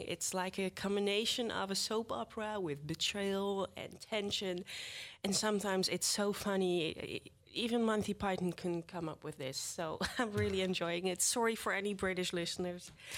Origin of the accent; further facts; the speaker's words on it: The Hague, South Holland, Netherlands; I'm from The Hague originally